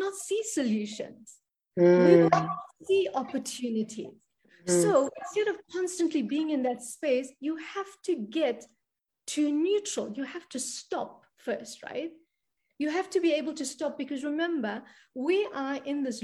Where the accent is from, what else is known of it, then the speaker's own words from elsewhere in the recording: South Africa; I come from South Africa. I come from a crazy country down here